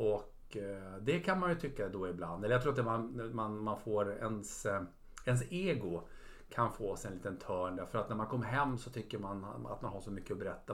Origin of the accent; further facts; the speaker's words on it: Sweden; Jag är uppväxt i i Sverige